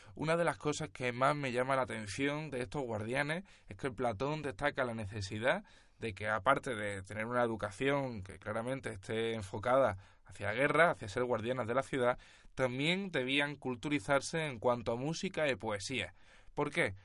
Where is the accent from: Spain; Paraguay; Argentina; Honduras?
Spain; siendo nosotros españoles